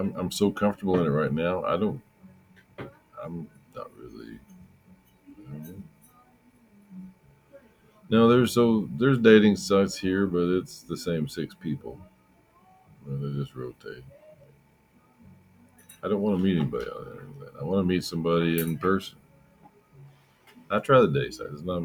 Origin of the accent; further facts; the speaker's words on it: near Denton, Northern Texas, United States; also born or lived in Western Oklahoma; now in Oklahoma, United States; I grew up in Texas, man. Northern Texas by Denton